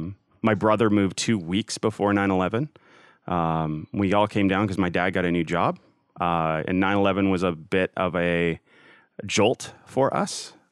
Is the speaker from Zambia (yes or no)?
no; Canada; now in United States; I'm Canadian.